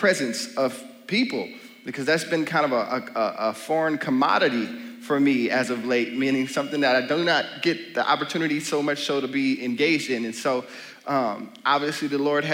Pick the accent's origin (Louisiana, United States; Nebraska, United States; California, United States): Louisiana, United States; I'm from Louisiana.